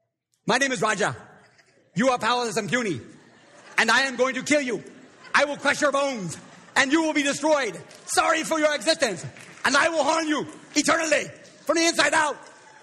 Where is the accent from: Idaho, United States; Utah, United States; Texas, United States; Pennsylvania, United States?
Idaho, United States; Coeur d'Alene; I grew up in Coeur d'Alene, Idaho, and...